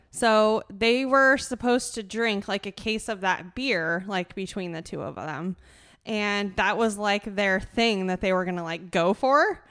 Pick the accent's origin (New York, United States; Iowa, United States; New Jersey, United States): Iowa, United States; Fruitland; I grew up in Fruitland. I went to L and M.